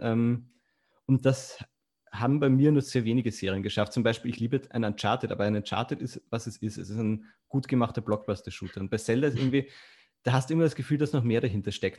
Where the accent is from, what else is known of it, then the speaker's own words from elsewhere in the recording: Austria; moved away as an adult; also born or lived in Vienna; now in Germany; ich bin ja aus Österreich, man hört es vielleicht